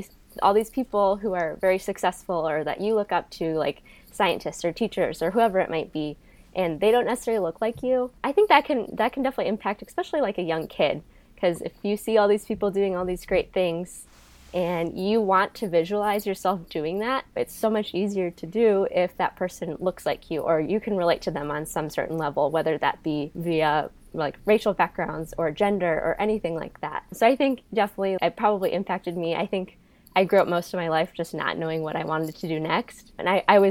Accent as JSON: {"language": "English", "town": "Clinton", "region": "Iowa", "country": "United States", "tie": "born or raised there", "also_born_or_lived": "Ames, Iowa", "moved": "as an adult", "lives_now": "San Diego, United States", "said": "I grew up in Iowa. I'm from a pretty small town. It's called Clinton"}